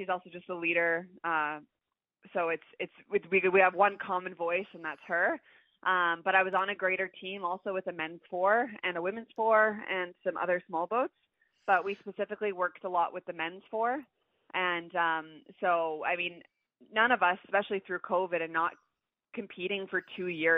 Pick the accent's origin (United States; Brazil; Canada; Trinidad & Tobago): Canada; every single Canadian competing for our country